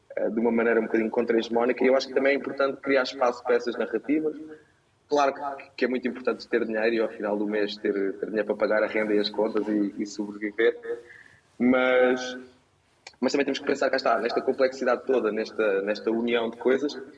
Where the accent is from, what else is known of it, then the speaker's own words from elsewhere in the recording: Portugal; enquanto portugueses